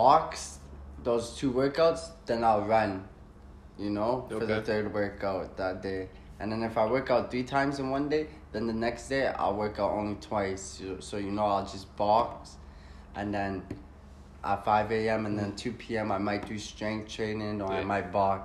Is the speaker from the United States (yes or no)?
no; Canada; growing up in Canada